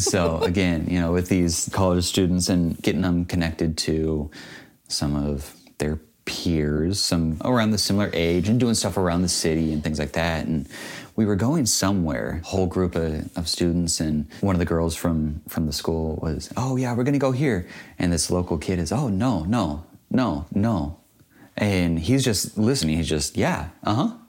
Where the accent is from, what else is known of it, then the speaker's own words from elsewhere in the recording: United States; I'm an American